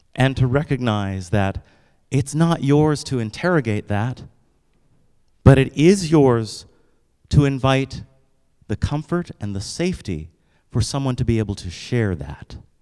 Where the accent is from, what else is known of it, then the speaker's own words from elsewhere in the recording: United States; I wake up and I'm a black guy every single day. Which comes with some stuff here in the United States